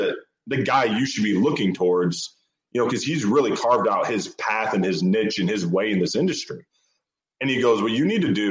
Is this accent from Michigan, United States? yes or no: yes; Michigan, United States; now in Allentown, United States; I'm from Michigan. I grew up a Lions fan.